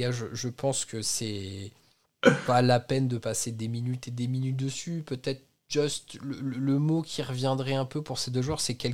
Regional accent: Normandy, France; Je viens de Normandie

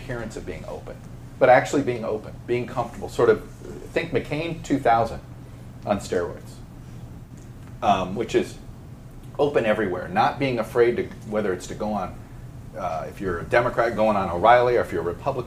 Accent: Miami, Florida, United States; I grew up in Miami

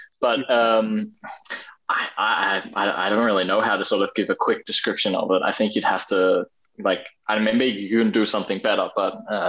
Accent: Australia; now in Denmark; I grew up in Australia pretty much completely, but I think I've never had the sort of the most Australian accent. And then after living 11 years back in Denmark, I kind of meld my accent a little bit

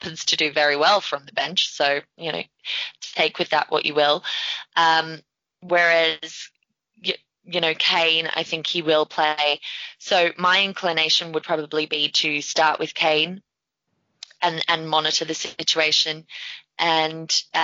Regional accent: Australia; I'm Australian.

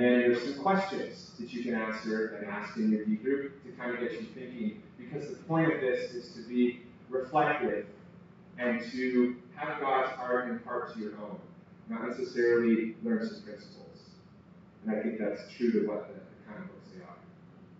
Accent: United States; moved away; I'm originally from the States

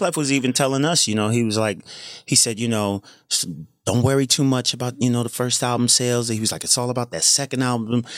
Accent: New Jersey, United States; I'm from South Jersey, so we grew up on cheesesteaks, the Eagles, Sixers

